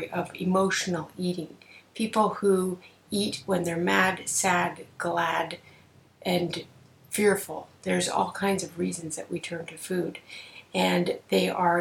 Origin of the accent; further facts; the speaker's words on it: Canada; I'm a Canadian psychotherapist